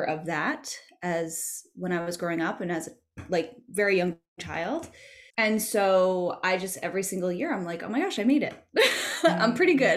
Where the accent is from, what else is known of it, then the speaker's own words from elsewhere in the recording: Massachusetts, United States; moved away as an adult; now in New York, United States; I grew up in Massachusetts and I moved to New York when I was 24